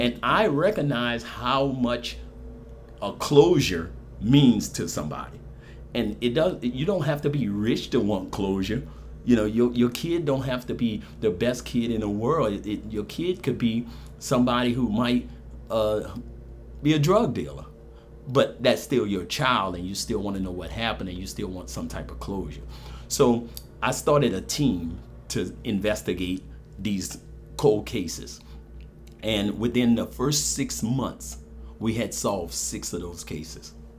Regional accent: New Orleans, Louisiana, United States; moved away as an adult; also born or lived in San Antonio, Texas; now in Lafayette, United States; I'm from New Orleans. Uh, born and raised in New Orleans

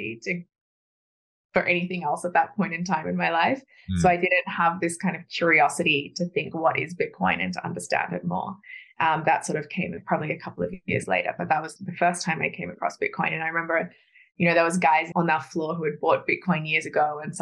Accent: Australia; I grew up in Australia

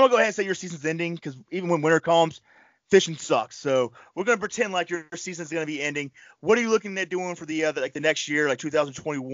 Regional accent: Panama City, Florida, United States; now in New York, United States; I grew up in Panama City, Florida.

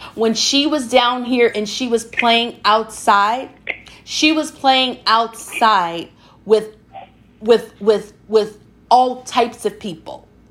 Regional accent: the South, United States; I'm from the South

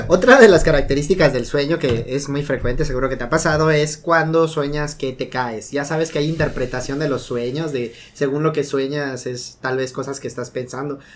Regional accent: Yucatán, Mexico; como buen yucateco

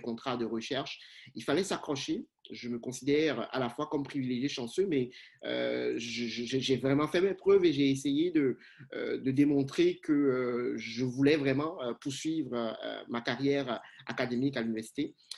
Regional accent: Cotonou, Littoral, Benin; moved away as an adult; also born or lived in Rabat, Morocco; now in Canada; Je suis originaire du, du, Bénin. Je suis né à Cotonou, ma ville natale, canadien d'adoption

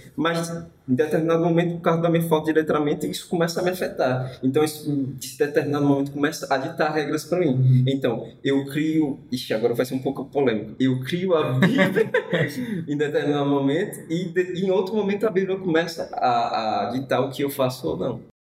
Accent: Brazil; nós brasileiros

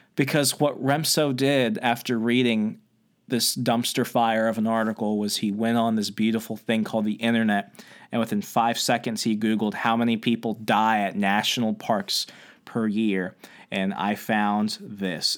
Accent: Arizona, United States; moved away; I used to live in Arizona. I was born in Arizona.

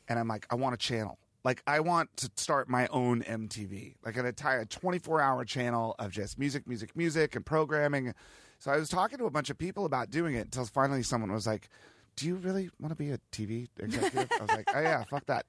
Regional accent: Virginia, United States; also born or lived in Ohio / Washington, D.C.; when I was a kid growing up in Virginia

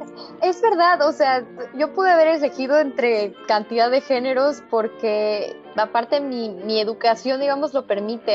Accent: Mexico; como mexicana que soy

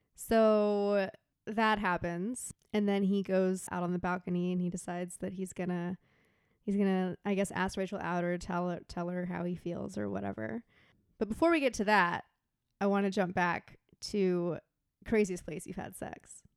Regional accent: Texas, United States; we grew up in Texas where, you know, it, there's a lot of thunderstorms

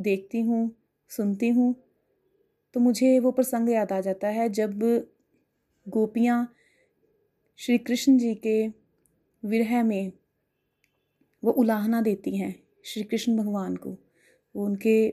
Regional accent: Mukerian, Punjab, India; मैं मुकेरिया से हूँ मैंने गोलोक एक्सप्रेस 2021 में ज्वाइन किया

